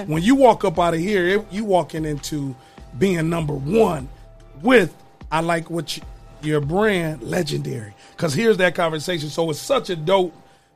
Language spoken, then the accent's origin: English; Toledo, Ohio, United States; also born or lived in Nashville, Tennessee; I'm from Toledo